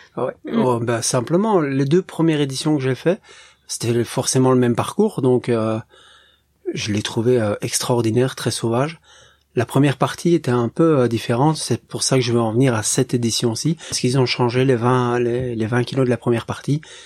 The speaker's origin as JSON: {"language": "French", "country": "Belgium", "said": "je viens de Belgique"}